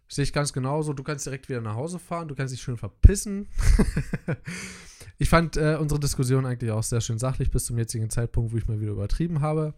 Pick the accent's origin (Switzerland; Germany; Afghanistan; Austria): Germany; als Deutscher